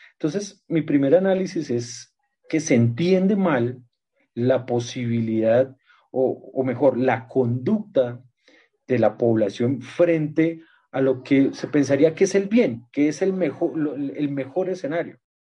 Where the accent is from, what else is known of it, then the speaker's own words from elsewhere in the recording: Colombia; como colombianos